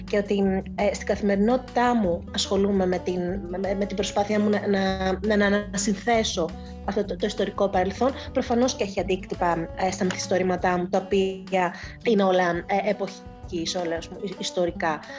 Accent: Eastern Macedonia and Thrace, Greece; πολύ βιωματική και αυτή είναι, είναι, είναι ο τόπο μου. Είπα και πολλέ φορέ ότι, ήθελα να

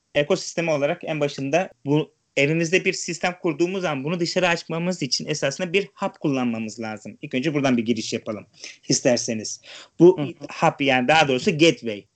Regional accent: İzmir, Turkey; now in Europe; Doğma büyüme İzmirliyim. Şu an Avrupa'da yaşıyorum.

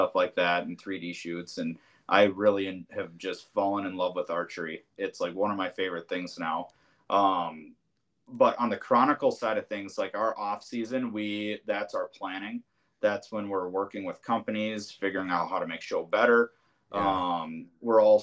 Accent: Bloomington, Minnesota, United States; moved away as an adult; now in New Prague, United States; I'm from Bloomington is where I grew up

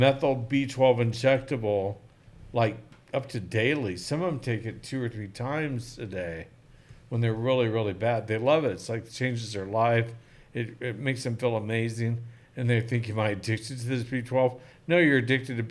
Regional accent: Oklahoma, United States; I'm an Okie. I grew up in Oklahoma

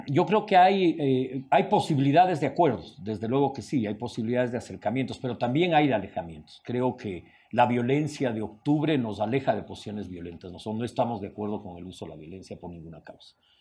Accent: Ecuador

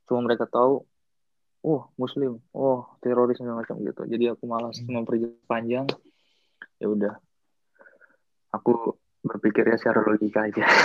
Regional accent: Indonesia; jadi aku orang Indo sendiri, yang lainnya orang-orang dari negara lain.

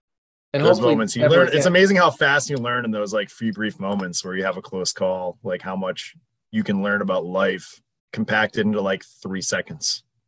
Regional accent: Massachusetts, United States; now in Vermont, United States; Because I'm from Massachusetts.

